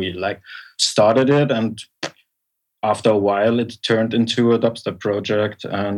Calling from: Berlin, Germany; I'm calling from Berlin.

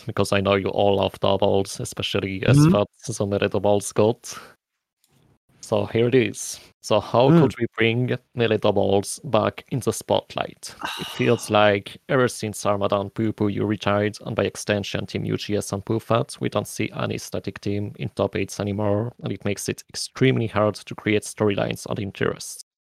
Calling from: Paris, Île-de-France, France; I'm calling from Paris, France.

